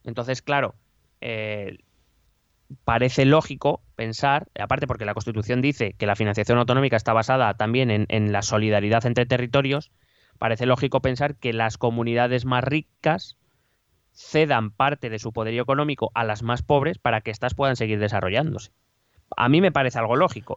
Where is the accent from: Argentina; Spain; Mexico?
Spain; Community of Madrid; somos de Madrid